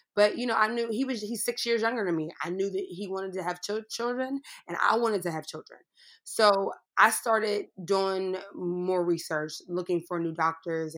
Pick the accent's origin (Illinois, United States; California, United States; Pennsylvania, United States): Pennsylvania, United States; Pittsburgh; I grew up in Pittsburgh, Pennsylvania